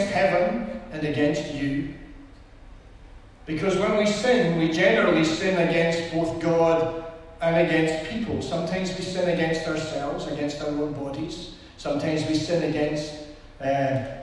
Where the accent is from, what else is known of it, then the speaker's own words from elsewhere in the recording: Edinburgh, Scotland, United Kingdom; we're from Edinburgh.